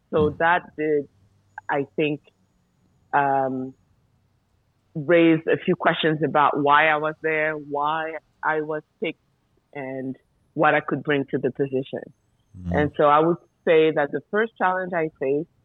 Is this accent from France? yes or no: yes; France; moved away as an adult; now in Mali; I was born in France by Malian parents